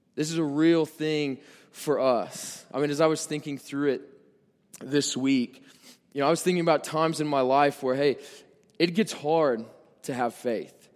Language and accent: English; Nebraska, United States; I'm from Nebraska